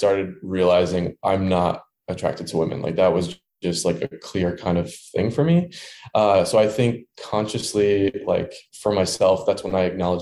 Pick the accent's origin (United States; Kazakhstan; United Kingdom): United States; Dearborn, Michigan; moved away as an adult; also born or lived in Ann Arbor, Michigan; now in Chicago, United States; I grew up in Michigan in a town called Dearborn, Michigan, which is right outside of Detroit